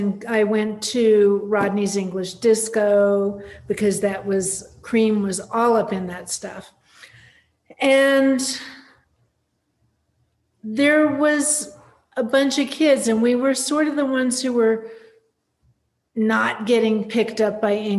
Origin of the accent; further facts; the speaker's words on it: Palm Springs, California, United States; I grew up in Palm Springs, California, which at that time had maybe 10,000 people living there. Most of them were winter residents, and everything would close up for 4 months from like May to September